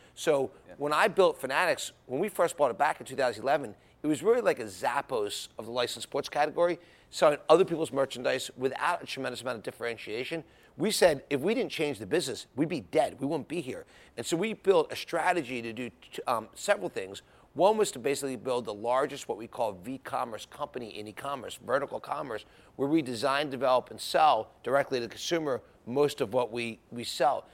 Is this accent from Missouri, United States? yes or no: no; Philadelphia, Pennsylvania, United States